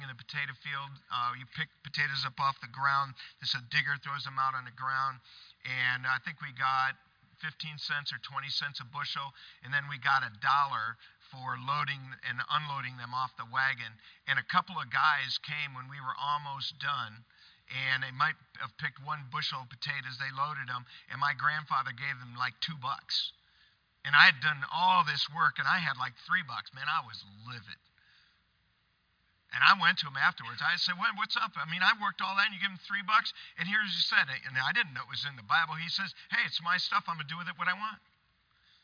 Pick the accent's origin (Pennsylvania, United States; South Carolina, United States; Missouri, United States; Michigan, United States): Michigan, United States; on the family farm where I grew up in Michigan